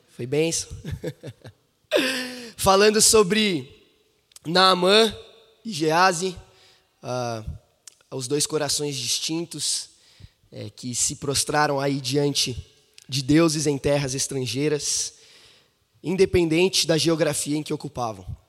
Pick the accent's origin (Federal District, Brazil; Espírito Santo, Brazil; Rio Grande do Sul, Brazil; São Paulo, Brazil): São Paulo, Brazil; now in Belo Horizonte, Brazil; esse aqui é o meu berço, é de onde vim